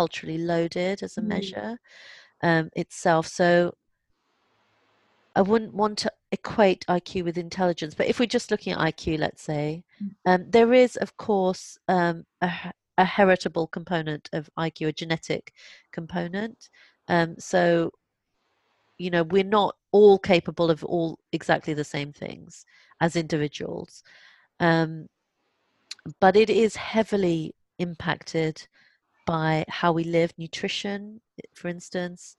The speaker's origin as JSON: {"language": "English", "region": "London", "country": "United Kingdom", "tie": "born or raised there", "said": "I was born in London and I feel, and I am as British as any other British person who lives in this country"}